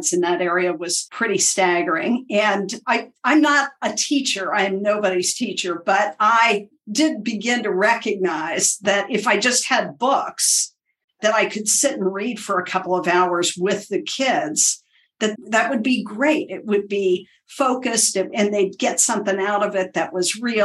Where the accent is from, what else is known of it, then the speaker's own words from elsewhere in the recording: Appalachia, United States; moved away; also born or lived in Washington, D.C.; I was raised in Appalachia, which is a rural area in the United States